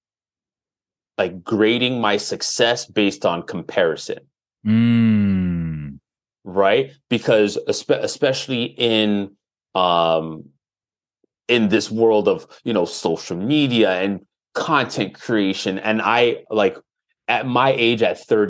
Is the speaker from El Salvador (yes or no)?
no; Toronto, Ontario, Canada; growing up in Jane and Finch, especially during that time, it was one of the quote unquote problem areas